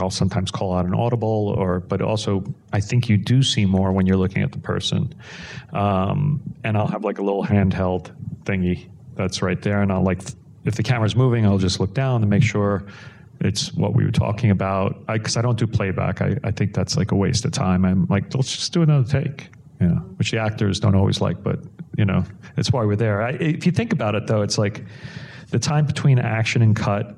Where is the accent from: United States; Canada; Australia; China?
United States; New York City, New York; I grew up in New York City and my parents in South Brooklyn